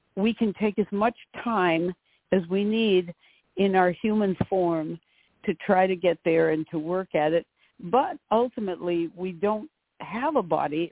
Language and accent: English; North Haven, Connecticut, United States; a town right next to my hometown, North Haven, um, Connecticut.